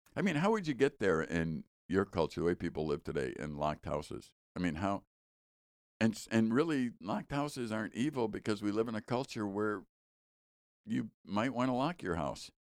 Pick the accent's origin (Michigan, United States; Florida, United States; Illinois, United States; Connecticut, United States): Illinois, United States; Chicago; We grew up in Chicago